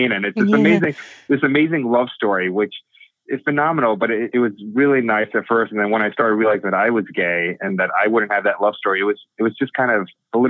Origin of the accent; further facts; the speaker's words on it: Miami, Florida, United States; I was born and raised in Miami, grew up in a really close-knit Indian community